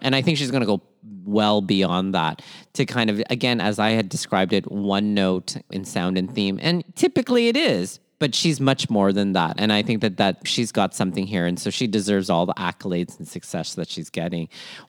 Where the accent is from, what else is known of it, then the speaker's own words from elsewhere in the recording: Philippines; sometimes being Filipino is really marked with being unendingly hopeful in a lot of ways